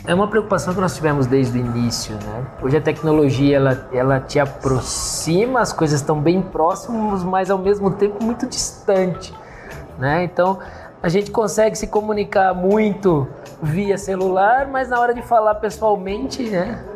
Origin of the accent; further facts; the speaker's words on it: São Carlos, São Paulo, Brazil; also born or lived in Manaus; nós somos de São Carlos, né? Somos nascidos e criados na, na terra, aqui na terra